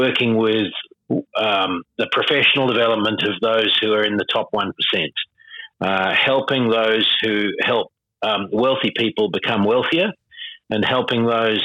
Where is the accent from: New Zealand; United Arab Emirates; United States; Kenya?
New Zealand; now in Sydney, Australia; I see myself as a Kiwi